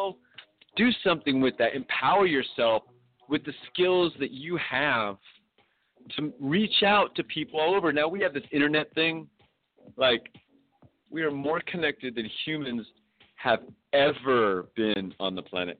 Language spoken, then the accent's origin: English; United States; we got some good things going on in America